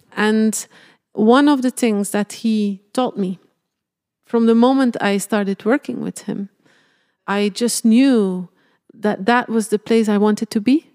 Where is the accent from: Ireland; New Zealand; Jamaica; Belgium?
Belgium; born or raised there; moved away